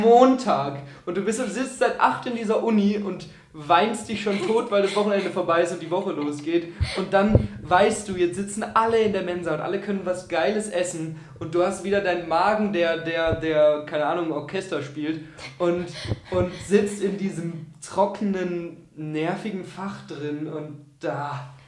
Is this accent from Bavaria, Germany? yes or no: yes; Augsburg, Bavaria, Germany; ich komme aus Augsburg